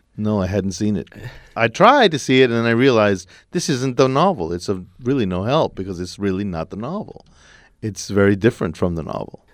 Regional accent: El Paso, Texas, United States; I'm from El Paso. It's a city along the border

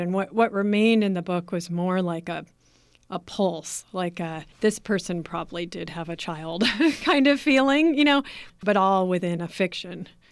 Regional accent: Berkeley, California, United States; I grew up in Berkeley.

